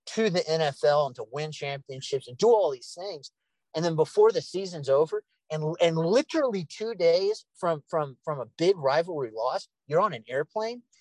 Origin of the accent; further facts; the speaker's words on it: San Diego, California, United States; I'm from San Diego.